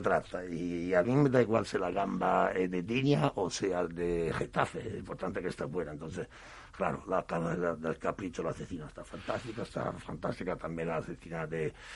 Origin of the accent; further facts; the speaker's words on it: Marsala, Sicily, Italy; now in Spain; Yo soy de Marsala, he nacido en Marsala